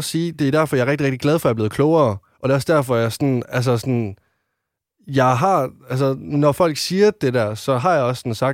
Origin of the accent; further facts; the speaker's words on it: West Jutland, Denmark; nu kommer jeg fra Vestjylland og er en øh, dreng